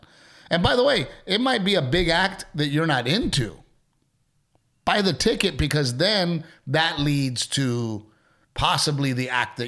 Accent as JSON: {"language": "English", "town": "Portland", "region": "Texas", "country": "United States", "tie": "born or raised there", "said": "growing up in Gregory, Portland next to Corpus Christi."}